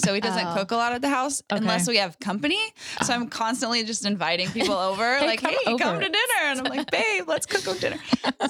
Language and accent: English; Hawaii, United States; now in Texas, United States; And I'm from Hawaii. We're just moving back here to Texas.